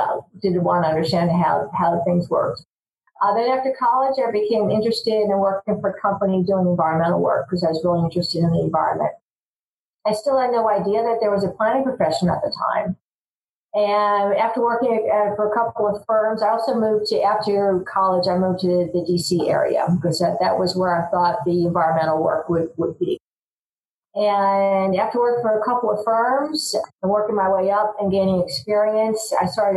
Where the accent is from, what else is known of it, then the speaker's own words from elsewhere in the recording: Long Island, New York, United States; growing up on Long Island with my five brothers and sisters